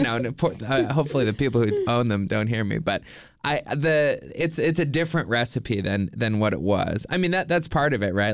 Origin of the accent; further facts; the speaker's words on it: Nova Scotia, Canada; now in Los Angeles, United States; I'm from Nova Scotia in Canada.